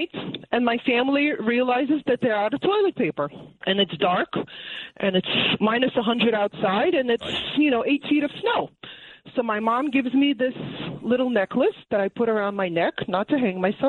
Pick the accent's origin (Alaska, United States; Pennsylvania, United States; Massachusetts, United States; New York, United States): New York, United States; Brooklyn; now in Great Neck, United States; I'm a New Yorker through and through. Even though I moved to Great Neck